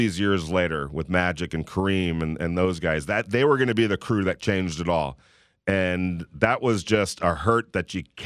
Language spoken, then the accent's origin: English; California, United States; moved away as an adult; now in Las Vegas, United States; I'm from California, so we don't have humidity